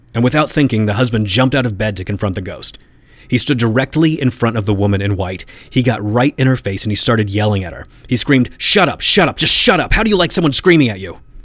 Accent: Indiana, United States; my home state of Indiana

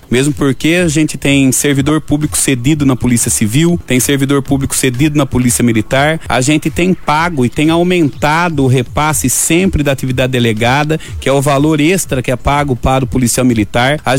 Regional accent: Lençóis Paulista, São Paulo, Brazil; born there; eu adoro estar prefeito na terra onde eu nasci.

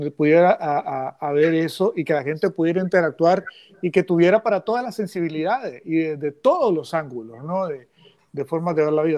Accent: Nicaragua; los nicaragüenses que criticamos no somos verdaderos nicaragüenses

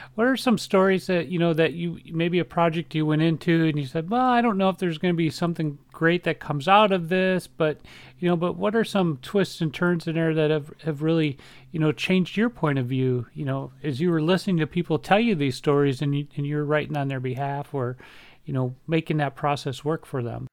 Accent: Minnesota, United States; We're both from Minnesota. We grew up pretty close to each other

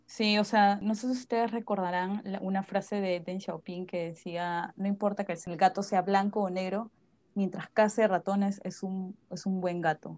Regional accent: Peru; also born or lived in Beijing, China

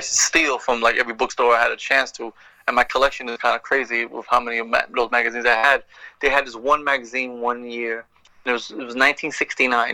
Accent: New York, United States; moved away; growing up in New York and being you know this Puerto Rican kid

